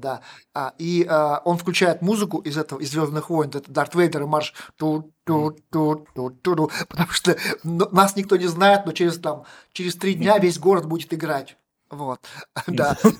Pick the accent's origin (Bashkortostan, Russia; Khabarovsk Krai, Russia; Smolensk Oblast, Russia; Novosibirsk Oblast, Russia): Bashkortostan, Russia; Tirlyansky; now in Ufa, Russia; Я же сам, как сказать, из Белорусского района детство провел в Терляне